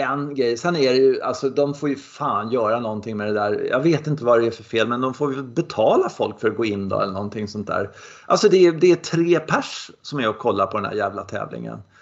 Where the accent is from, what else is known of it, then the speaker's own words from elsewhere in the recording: Sweden; jag är svensk